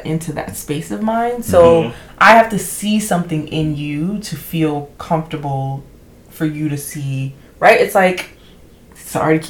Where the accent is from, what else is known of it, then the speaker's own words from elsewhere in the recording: Ghana; I'm Ghanaian